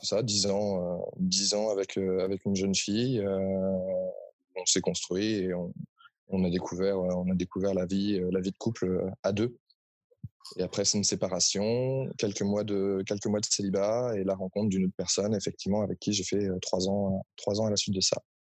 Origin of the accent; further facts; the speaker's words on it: Paris, Île-de-France, France; je suis de Paris